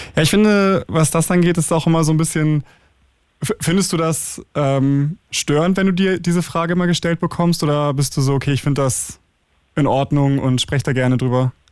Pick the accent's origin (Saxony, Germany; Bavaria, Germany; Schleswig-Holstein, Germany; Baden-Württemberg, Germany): Schleswig-Holstein, Germany; ich bin ja in Schleswig-Holstein zur Schule gegangen